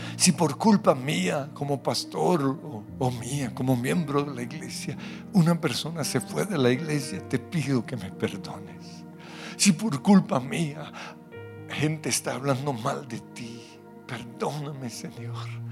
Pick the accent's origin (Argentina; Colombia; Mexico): Colombia; como colombianos